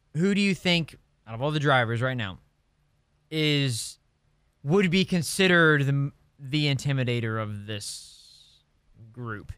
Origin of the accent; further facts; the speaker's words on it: Indianapolis, Indiana, United States; my hometown, Indiana Pacers